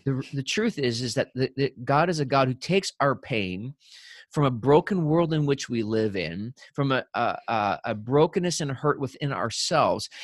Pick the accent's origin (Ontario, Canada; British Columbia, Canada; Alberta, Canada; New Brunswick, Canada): New Brunswick, Canada; when I was a kid growing up in New Brunswick